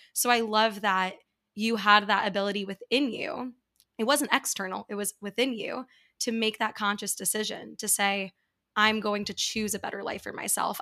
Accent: New York, United States; I grew up in New York

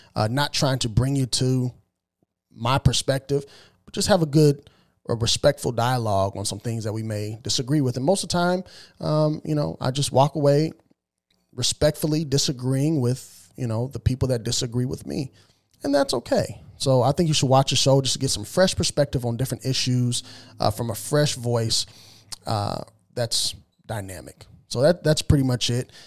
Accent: Southern Illinois, United States; moved away as an adult; also born or lived in small farm town west of Springfield, Illinois / Boston suburbs, Massachusetts; now in Tennessee, United States; that's where I was raised for the majority of my life till I was about twenty years old, and I moved out of Southern Illinois

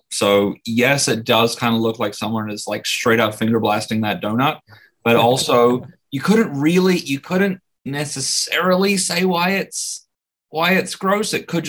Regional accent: New Zealand; I was born and raised there, lived there for 30 miserable years.

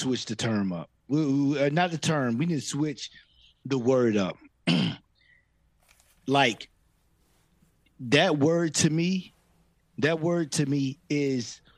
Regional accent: Virginia, United States; we grew up in Virginia

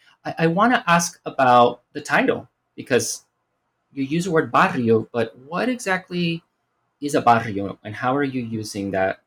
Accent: Miami, Florida, United States; moved away as an adult; also born or lived in New York; I'm from Miami. I come from a Cuban family, but I moved to New York and I lived there for a decade

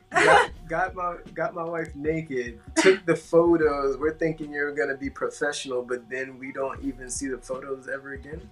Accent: Atlanta, Georgia, United States; moved away as an adult; also born or lived in Queens, New York; now in Tampa, United States; my family's originally from Queens, mm-hmm. and then we moved to Atlanta

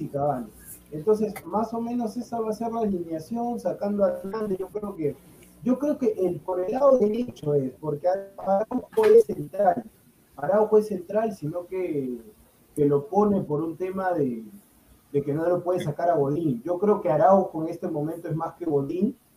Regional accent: Peru; soy peruano

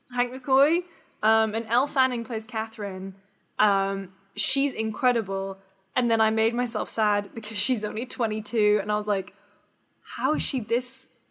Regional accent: United Kingdom; now in United States; as a Brit

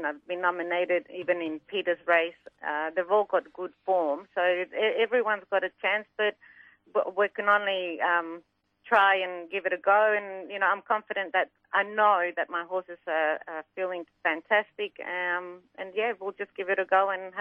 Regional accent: Mexico; now in Australia; I'm from Mexico originally, so I grew up in Mexico, and my dad had quarter horses

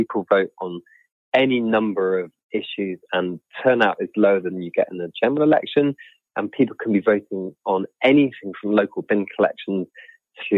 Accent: North York Moors, Yorkshire and the Humber, United Kingdom; I'm from the North Yorkshire Moors

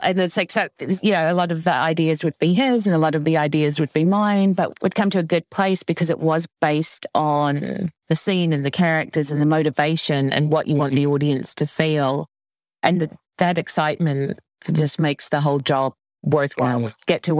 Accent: New Zealand; I grew up in New Zealand in my defense.

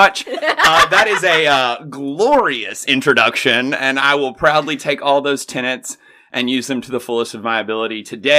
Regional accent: Carthage, Tennessee, United States; accent: southern; I'm from a little town about an hour outside of Nashville, Tennessee. It's called Carthage. It is a bump in the road between Lebanon and Cookeville. It's a great old place to raise family, have a good old time.

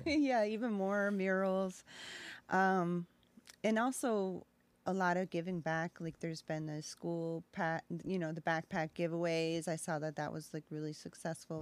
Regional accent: Gasport, New York, United States; now in Aurora, Illinois, United States; I grew up near Buffalo.

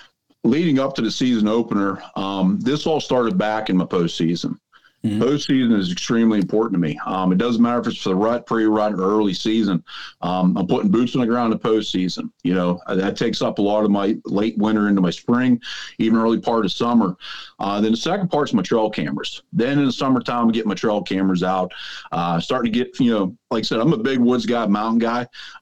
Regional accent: Pennsylvania, United States; I'm from Southwest Pennsylvania.

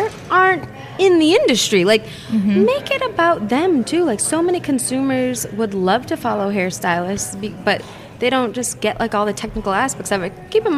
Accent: outside of Boston, New England, United States; We're from New England. Like, we're from outside of Boston

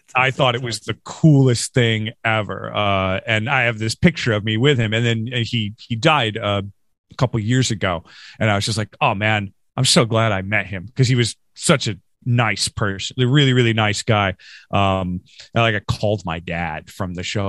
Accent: Rochester, New York, United States; also born or lived in Norristown, Pennsylvania / King of Prussia, Pennsylvania; now in Philadelphia, United States; I grew up in Western New York. Uh, I'm from Rochester, New York

